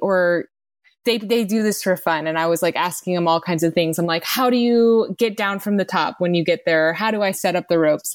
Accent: Texas, United States; I grew up in Texas, and basically where I was from, there were no mountains

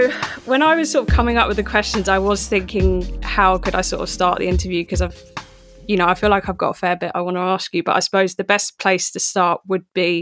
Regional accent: Croydon, London, United Kingdom; moved away; I was actually from Croydon before

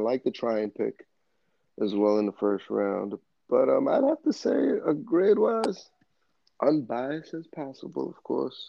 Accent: New York, United States; being a Bucks fan from New York

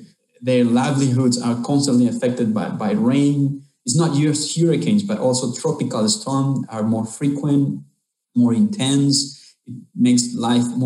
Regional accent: Honduras; I'm from Honduras, Central America, and I'm living here in Honduras in a place called Siguatepeque

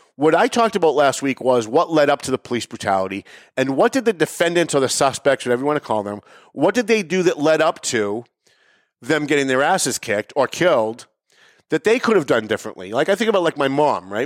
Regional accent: Lawrence, Massachusetts, United States; When I was younger, I grew up in Lawrence

